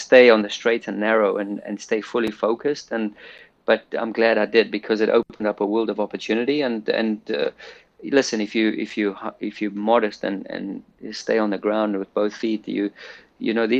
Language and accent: English; South Africa; moved away